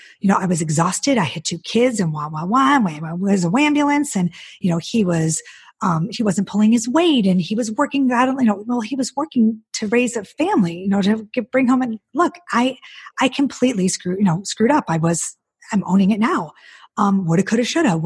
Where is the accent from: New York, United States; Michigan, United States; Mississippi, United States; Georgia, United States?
Michigan, United States; Detroit; moved away; also born or lived in Charlotte, North Carolina; we're both from Detroit